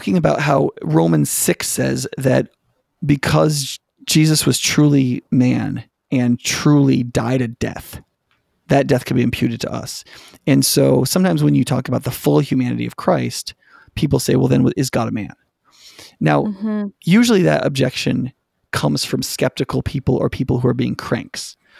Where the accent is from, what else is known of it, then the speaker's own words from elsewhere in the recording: Watertown, New York, United States; But if I tell you I grew up in Watertown, New York, and you believe it